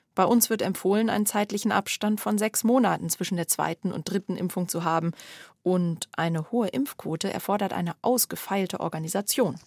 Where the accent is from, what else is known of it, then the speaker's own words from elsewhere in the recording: Germany; Bei uns in Deutschland